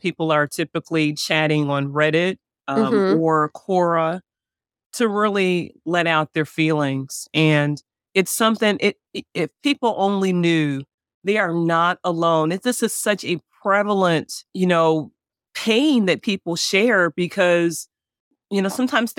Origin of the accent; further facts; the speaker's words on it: the North, United States; now in Memphis, United States; The difference North versus South is interesting, but I'm from the North.